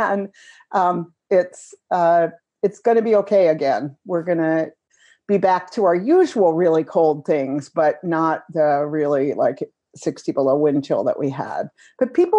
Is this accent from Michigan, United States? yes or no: no; Minnesota, United States; as a Minnesotan here